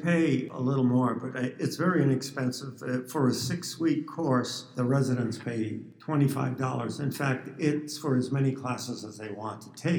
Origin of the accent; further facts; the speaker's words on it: New England, United States; also born or lived in Tucson, Arizona; now in Phoenix, United States; all the way back to my New England childhood.